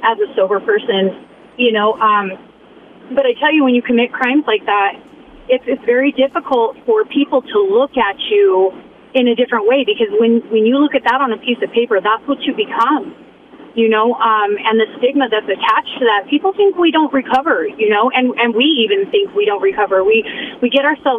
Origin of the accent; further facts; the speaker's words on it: Boise, Idaho, United States; originally I was born and raised in Boise, Idaho